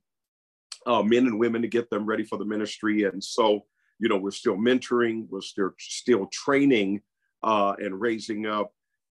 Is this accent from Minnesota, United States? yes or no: yes; St. Paul, Minnesota, United States; moved away as an adult; also born or lived in Prairie View, Texas; I grew up in St. Paul, Minnesota. I'm from the Twin Cities